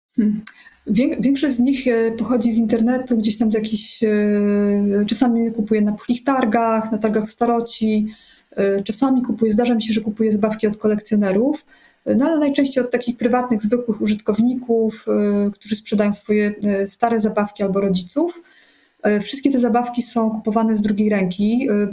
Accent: Poland; pochodzę z takiej e, e, typowej polskiej, dosyć zakłamanej rodziny

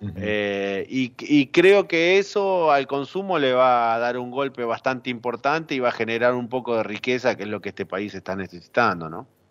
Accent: San Juan, Argentina; yo soy sanjuanino

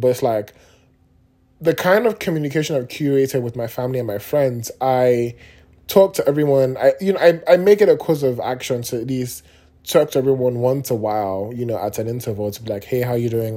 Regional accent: Nigeria; being Nigerian

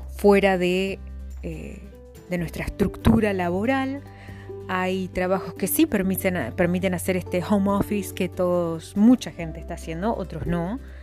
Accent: La Pampa, Argentina; soy de La Pampa, una vasta provincia de Argentina

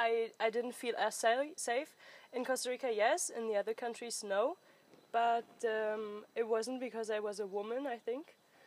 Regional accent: Southern Germany, Germany; I'm from Germany. I'm from the south of Germany.

